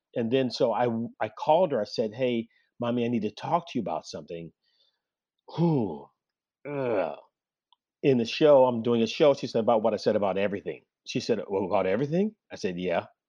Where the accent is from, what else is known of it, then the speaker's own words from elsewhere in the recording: Oakland, California, United States; I grew up in Oakland in the seventies